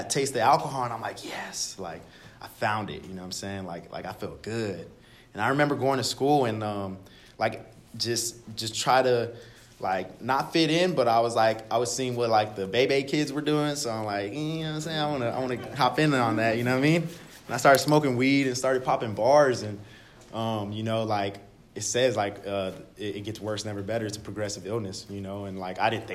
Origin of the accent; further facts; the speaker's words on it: Dallas, Texas, United States; I'm originally from Oak Cliff, Dallas, Texas